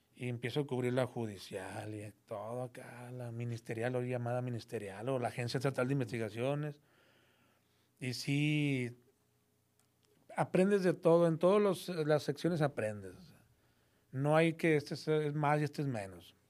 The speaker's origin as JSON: {"language": "Spanish", "town": "Monterrey", "region": "Nuevo León", "country": "Mexico", "tie": "born or raised there", "said": "soy de Monterrey, aquí nací en el 70. Y pues de aquí he nacido, aquí he vivido, aquí he nacido, aquí nací, aquí he vivido toda mi vida"}